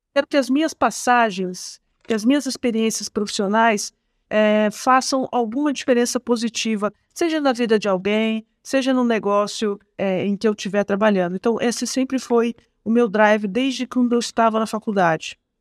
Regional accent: Penápolis, São Paulo, Brazil; accent: Porta Porteira (interior São Paulo); moved away; sou do interior do estado de São Paulo, Otávio. Eu sou de Penápolis

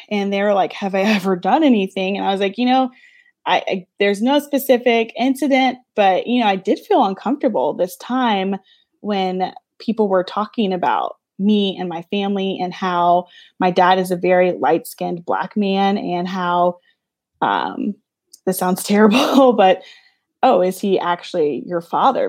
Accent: Louisiana, United States; I'm from Louisiana

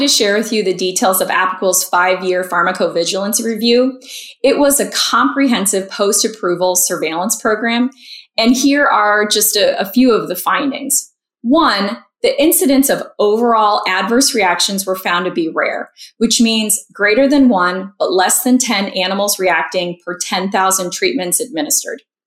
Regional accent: Marco Island, Florida, United States; now in Chicago, United States; I'm a Florida native growing up on Marco Island

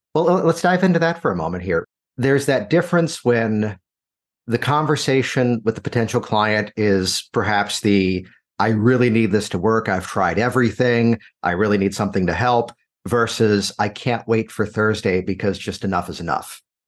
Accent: Virginia, United States; born or raised there

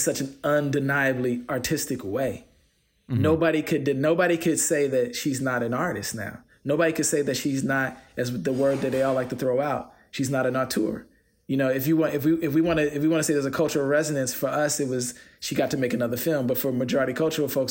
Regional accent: United States; I'm an American

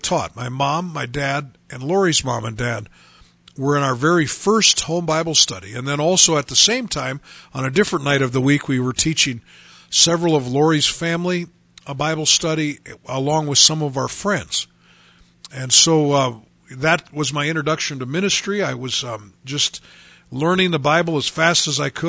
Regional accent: Bismarck, North Dakota, United States; moved away as an adult; now in Dickinson, United States; My wife and I grew up in Bismarck, North Dakota

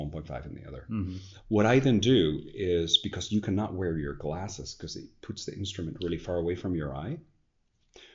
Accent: Spain; also born or lived in United States; now in Netherlands; part of my family is American. I'm Spanish born

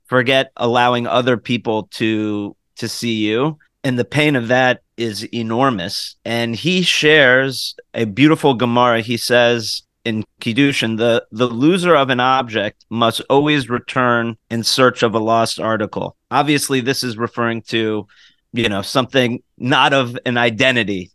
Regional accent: United States; As an American

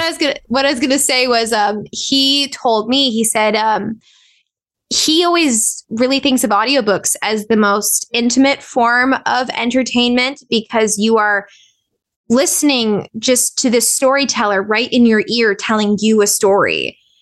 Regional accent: Southern California, United States; also born or lived in Corona, California / Orange County, California; I was born in, and raised in Southern California. I was born in Corona out in the Inland Empire. My parents are from Anaheim. So I grew up in both Orange County and the, and the Inland Empire.

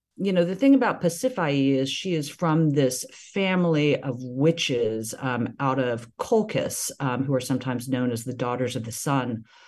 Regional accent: the South, United States; growing up in the South, people in ways that are deeply binary and deeply racialized, nonetheless have a connection to place, to homeland, that I have never felt

